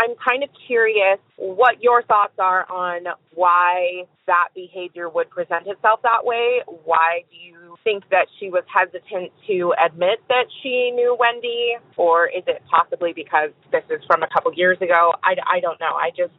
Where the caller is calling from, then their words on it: Eugene, Oregon, United States; I am calling from Eugene, Oregon.